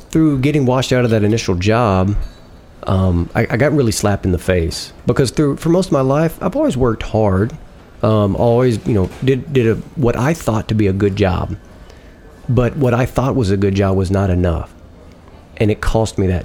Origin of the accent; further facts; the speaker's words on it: Arkansas, United States; accent: Southern; I grew up in the Protestant South here in Arkansas